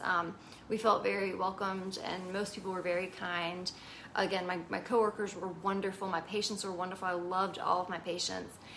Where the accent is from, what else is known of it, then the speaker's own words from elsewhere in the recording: Virginia, United States; moved away as an adult; also born or lived in Hawaii; we're from Virginia, where it's like pretty low cost of living